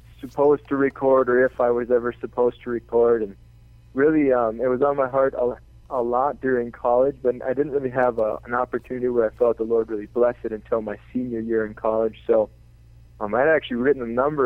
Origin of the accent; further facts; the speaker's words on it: north of the Twin Cities, Minnesota, United States; I grew up north of the cities here in Minnesota, the Twin Cities, St. Yeah. Paul, Minneapolis, up in the woods, kind of.